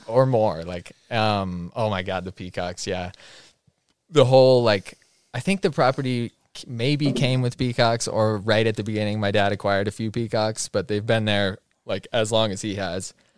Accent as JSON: {"language": "English", "town": "Bend", "region": "Oregon", "country": "United States", "tie": "born or raised there", "said": "Born and raised in Bend"}